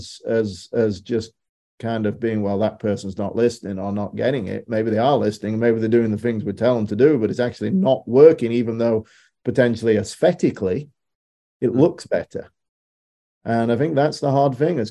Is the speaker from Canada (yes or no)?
no; United Kingdom; moved away; Being a Brit, we're a little jaded growing up on that island.